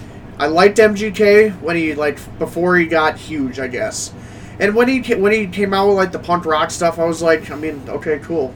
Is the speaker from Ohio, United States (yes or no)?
yes; Cleveland, Ohio, United States; also born or lived in Newbury, Ohio; So we might live outside of the city, but you know I'm from Cleveland.